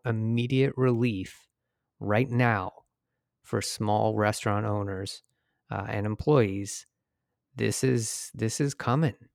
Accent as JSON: {"language": "English", "town": "Detroit", "region": "Michigan", "country": "United States", "moved": "yes", "said": "I'm from Detroit originally"}